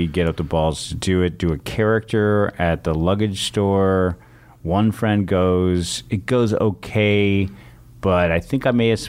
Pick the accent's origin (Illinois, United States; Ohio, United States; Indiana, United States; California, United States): California, United States; San Francisco; And I grew up on a block with stand up comedians in San Francisco. Michael Meehan and Michael Pritchard were on my block growing up.